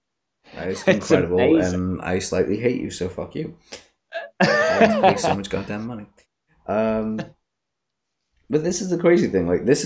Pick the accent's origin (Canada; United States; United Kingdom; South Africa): United Kingdom; Leicester, East Midlands; also born or lived in Tanzania; I grew up in Leicester, where it was kind of similar thought processes, like a small city and stuff.